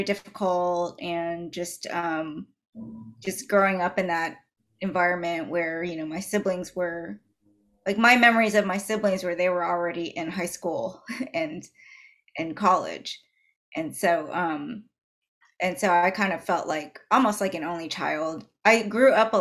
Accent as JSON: {"language": "English", "town": "Dallas", "region": "Texas", "country": "United States", "tie": "born or raised there", "said": "so I grew up in Dallas, Texas. I was actually born and raised"}